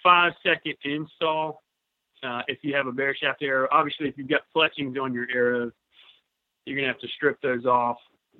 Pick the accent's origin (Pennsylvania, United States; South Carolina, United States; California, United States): South Carolina, United States; Greenville; I'm from Greenville, South Carolina.